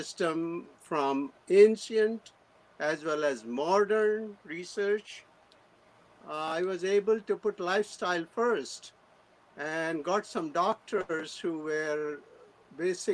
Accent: India; moved away as an adult; now in United States; I was born in India in 1948

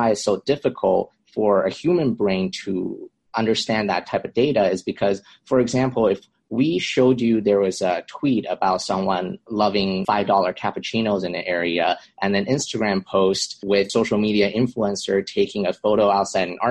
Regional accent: Vancouver, British Columbia, Canada; moved away as an adult; now in Los Angeles, United States; I'm originally from Vancouver, Canada. I moved down to Los Angeles to attend USC for my undergrad

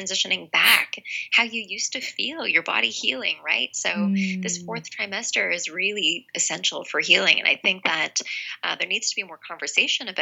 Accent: Canada; now in Los Angeles, United States; I'm originally from Canada where we're given a year mat leave, but in the States where I am now in Los Angeles

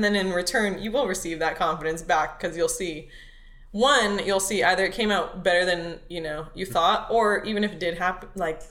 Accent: Los Angeles, California, United States; I was born out in Mission Hills, which is out in this area. But I've lived in City Terrace, East LA, West Los Angeles, La Puente, Montebello, Pico, everywhere in LA.

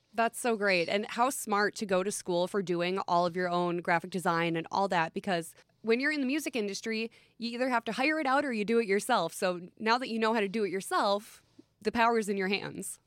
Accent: Minnesota, United States; I am from Flatland, Minnesota

